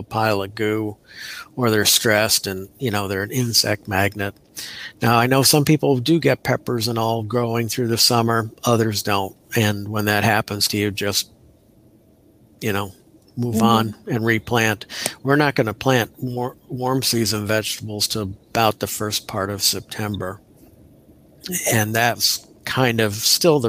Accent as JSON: {"language": "English", "town": "Milwaukee", "region": "Wisconsin", "country": "United States", "tie": "born or raised there", "moved": "yes", "lives_now": "Florida, United States", "said": "growing up in Milwaukee"}